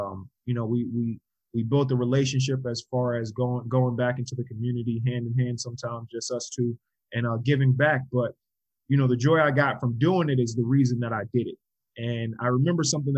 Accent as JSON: {"language": "English", "region": "North Carolina", "country": "United States", "tie": "born or raised there", "also_born_or_lived": "New York / Georgia", "said": "I was born in New York, moved down to Georgia, lived in Georgia for 6.5 years. And then we moved to North Carolina. So whenever people ask me where I'm from, I say I'm from North Carolina because that's where I grew up."}